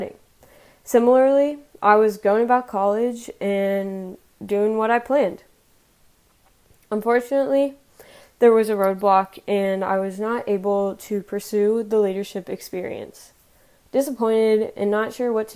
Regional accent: Columbus, Ohio, United States; now in Dayton, United States; I'm originally from Columbus, Ohio

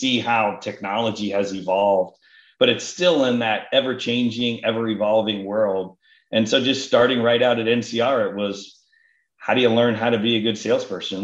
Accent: Columbus, Ohio, United States; moved away as an adult; also born or lived in Cincinnati / Atlanta / Dallas / Boston; now in San Francisco area, United States; I grew up in Columbus and my family all has been based there and lived there and with the whole time

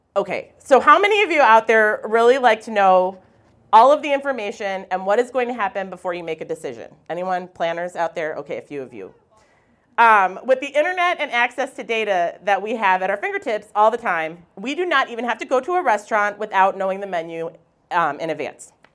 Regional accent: Wisconsin, United States; moved away; also born or lived in Alaska; I come from Wisconsin. I'm very proud of that fact

